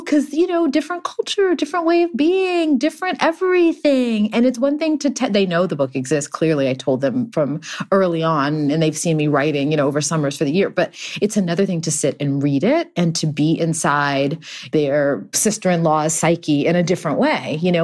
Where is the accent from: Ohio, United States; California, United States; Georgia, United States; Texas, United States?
Texas, United States; also born or lived in Houston; now in Los Angeles, United States; I grew up in Texas in too many years ago